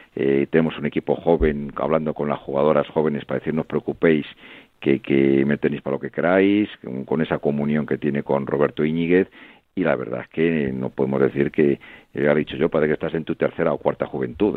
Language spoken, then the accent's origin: Spanish; Salamanca, Castile and León, Spain; tremendamente orgullo como salmantino que soy